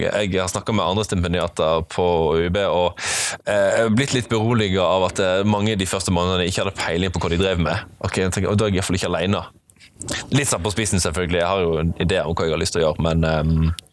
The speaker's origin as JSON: {"language": "Norwegian", "town": "Flekkefjord", "region": "Agder", "country": "Norway", "tie": "born or raised there", "also_born_or_lived": "Bærum", "moved": "as an adult", "said": "flytta de hjem igjen til Flekkefjord om ikke så lenge, der jeg hadde hele barndommen min og mesteparten av ungdomsåra"}